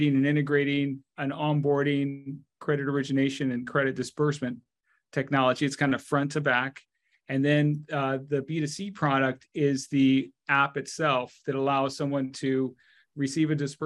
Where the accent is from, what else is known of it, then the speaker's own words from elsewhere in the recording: United States; also born or lived in Argentina / Mexico; Although I grew up in the United States, my parents came to the U.S. when I was very small.